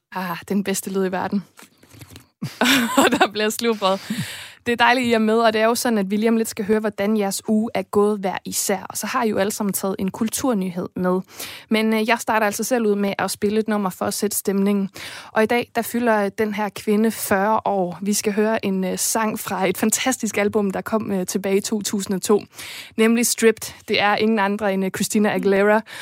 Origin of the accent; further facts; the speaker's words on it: Viborg, Central Denmark Region, Denmark; en by, der har blomstret på kulturområdet i år, og som også er min fødeby